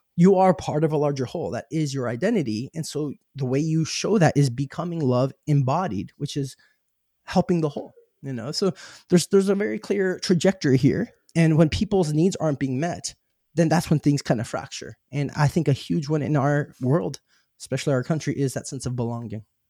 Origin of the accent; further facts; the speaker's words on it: Arizona, United States; I grew up in Arizona